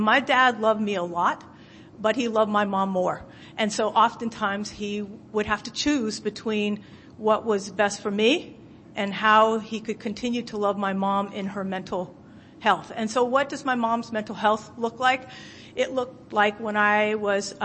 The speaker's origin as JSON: {"language": "English", "town": "San Francisco", "region": "California", "country": "United States", "tie": "born or raised there", "lives_now": "Oakland, United States", "said": "I was born and raised in San Francisco, California, but I actually live in Oakland, California now."}